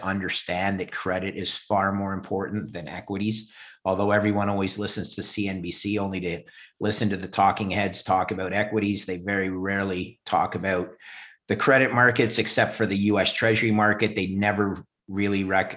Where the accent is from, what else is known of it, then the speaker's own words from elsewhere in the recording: Montreal, Quebec, Canada; also born or lived in Ithaca, New York, United States; I'm Canadian. I grew up in Montreal